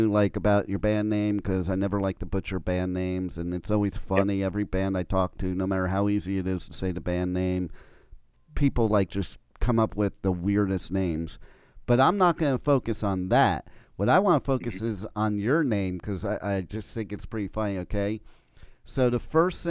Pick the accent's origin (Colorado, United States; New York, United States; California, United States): New York, United States; I'm from New York